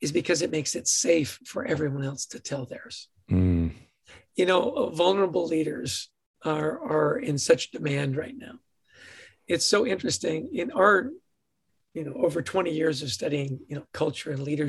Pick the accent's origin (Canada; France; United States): Canada; Edmonton, Alberta; Born in Edmonton, Alberta, to a ridiculously happy family